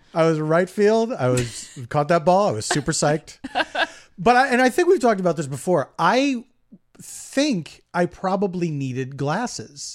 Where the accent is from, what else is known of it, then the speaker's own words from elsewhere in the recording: Philadelphia, Pennsylvania, United States; moved away as an adult; now in Los Angeles, United States; I grew up in Philadelphia, so the, yes, I have a, uh, uh, a, a, deep affection for my hometown.